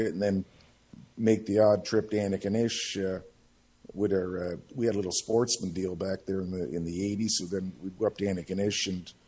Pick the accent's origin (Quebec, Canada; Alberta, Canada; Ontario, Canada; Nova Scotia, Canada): Nova Scotia, Canada; Cape Breton; moved away as an adult; now in British Columbia, Canada; Well, I'm originally from Atlantic Canada. I'm originally from Cape Breton.